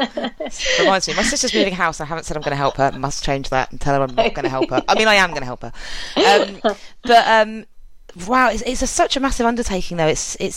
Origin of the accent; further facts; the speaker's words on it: England, United Kingdom; I'm English.